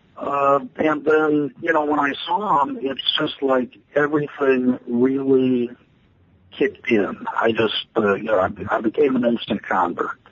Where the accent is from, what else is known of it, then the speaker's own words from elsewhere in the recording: Chicago, Illinois, United States; moved away as an adult; also born or lived in Austin, Texas; now in Des Moines, United States; I come from the Chicago area, uh, the western suburbs of Chicago